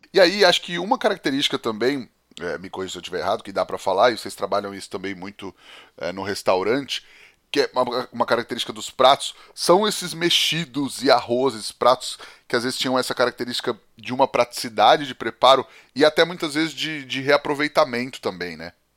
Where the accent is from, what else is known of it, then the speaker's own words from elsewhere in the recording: interior of São Paulo, Brazil; eu sou do interior de São Paulo, eu cresci no interior de São Paulo